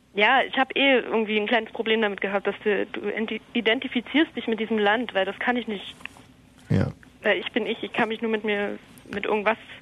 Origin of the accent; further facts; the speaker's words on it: Germany; ich bin hier geboren, ich spreche die Sprache, also habe ich auch ein gewisses nationales Heimatgefühl.